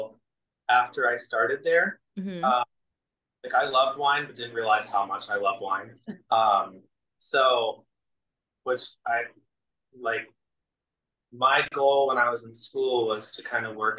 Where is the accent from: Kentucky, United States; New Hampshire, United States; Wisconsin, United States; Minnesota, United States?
New Hampshire, United States; also born or lived in Philadelphia, Pennsylvania; now in Rochester, United States; I'm originally from New Hampshire. So I grew up in the Northeast.